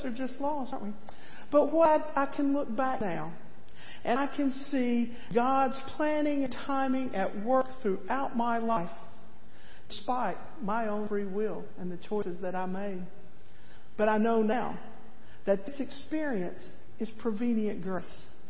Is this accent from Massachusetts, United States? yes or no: no; East Tennessee, United States; As a young girl growing up in East Tennessee